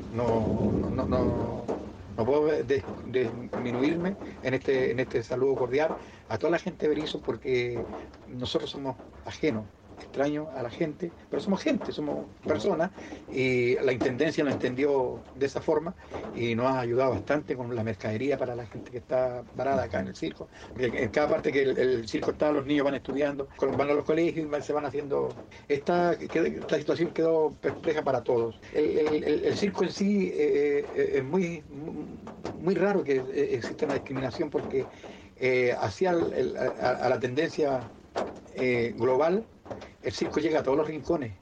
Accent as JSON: {"language": "Spanish", "country": "Mexico", "also_born_or_lived": "Chile", "moved": "yes", "said": "yo mexicano"}